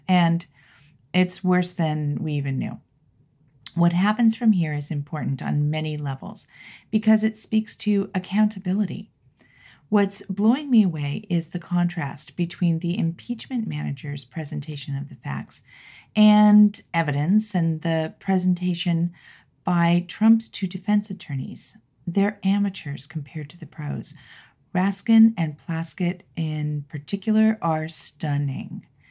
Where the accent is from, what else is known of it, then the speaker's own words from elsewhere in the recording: Los Angeles, California, United States; moved away; I was born and raised there. Grew up there. Love that town.